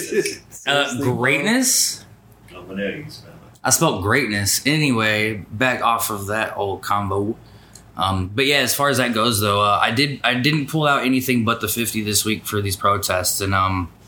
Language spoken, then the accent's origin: English; Fort Leonard Wood area, Missouri, United States; now in Charlotte, United States; being born, like, where I'm from in Missouri